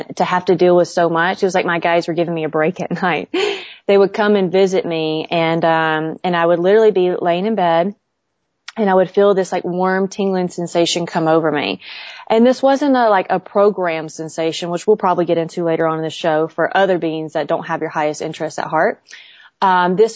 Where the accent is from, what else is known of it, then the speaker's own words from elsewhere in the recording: Southern Bible Belt, Southern United States, United States; growing up in the Southern Bible Belt.